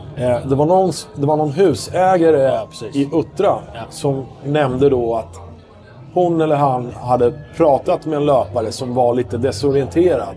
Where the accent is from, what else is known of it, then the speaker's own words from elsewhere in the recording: Stockholm, Stockholm County, Sweden; jag menar jag är ju stockholmare